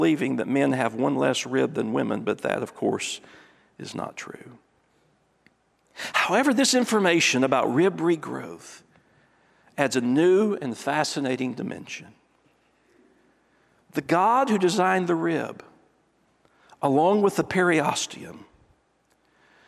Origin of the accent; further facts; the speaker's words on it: East Tennessee, United States; I'm from East Tennessee